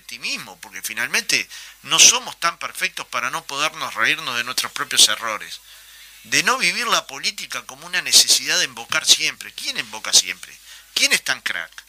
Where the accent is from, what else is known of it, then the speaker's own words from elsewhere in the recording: Montevideo, Uruguay; Yo era un niño, iba a la cancha de Goe muchas veces escapado de, mi padre para ver el partido